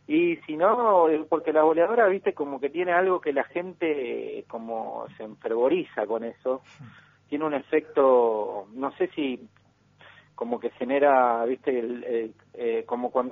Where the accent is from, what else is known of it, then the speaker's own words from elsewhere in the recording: Comodoro Rivadavia, Chubut, Argentina; Yo soy de Comodoro Rivadavia y soy bailo de toda la vida, de los siete años. Siempre me dediqué a la danza.